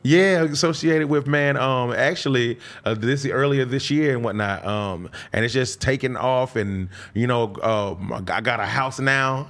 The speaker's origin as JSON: {"language": "English", "town": "Decatur", "region": "Georgia", "country": "United States", "tie": "born or raised there", "also_born_or_lived": "Albany, Georgia", "said": "Born in Albany, Georgia, raised in Decatur, Georgia, in Atlanta"}